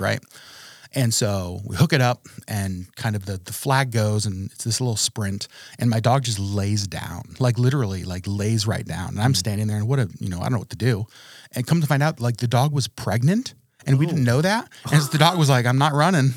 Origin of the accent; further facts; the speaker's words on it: Trapper Creek, Alaska, United States; also born or lived in Connecticut; I was born in Connecticut. Um, and moved to Alaska when I was three years old. My family moved us to Trapper Creek, Alaska